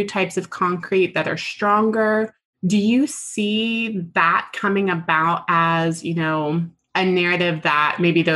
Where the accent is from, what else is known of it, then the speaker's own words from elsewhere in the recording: Texas, United States; I'm from Texas